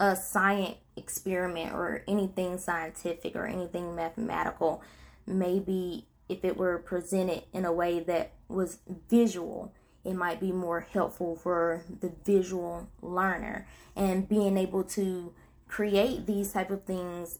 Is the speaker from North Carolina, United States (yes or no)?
yes; Princeville, North Carolina, United States; now in Tarboro, United States; I had just recently moved back to my hometown, which is Princeville, North Carolina